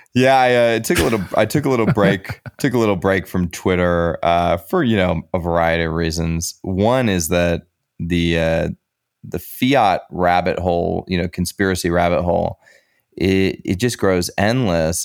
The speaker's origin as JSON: {"language": "English", "country": "United States", "said": "As an American"}